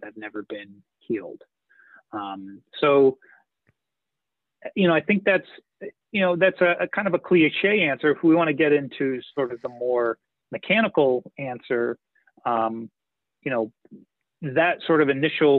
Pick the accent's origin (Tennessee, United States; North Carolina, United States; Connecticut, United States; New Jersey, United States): New Jersey, United States; moved away as an adult; now in Vermont, United States; I grew up in New Jersey up until the time I was 20, and you know, kind of in the suburbs of New York City